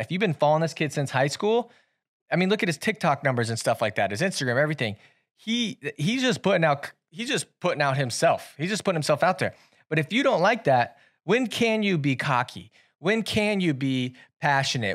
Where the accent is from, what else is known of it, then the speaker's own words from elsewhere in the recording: Centerville, United States; moved away; we had to go down to my hometown